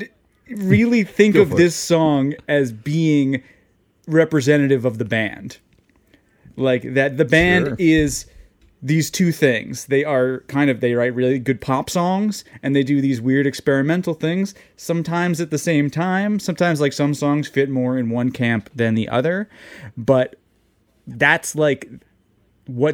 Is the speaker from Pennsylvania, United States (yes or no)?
no; New York City, New York, United States; I'm from New York. I'm from New York